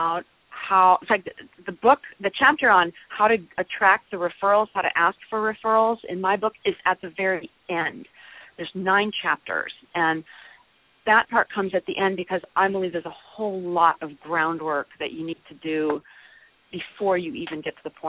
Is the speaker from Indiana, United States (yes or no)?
no; North Woods of Minnesota, United States; now in Austin, United States; I grew up in the North Woods of Minnesota, although I now reside in Austin, Texas